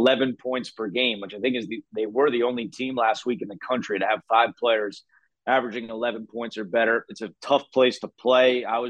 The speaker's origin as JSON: {"language": "English", "region": "New Jersey", "country": "United States", "tie": "born or raised there", "said": "I grew up in New Jersey. I watched the Big East as a kid"}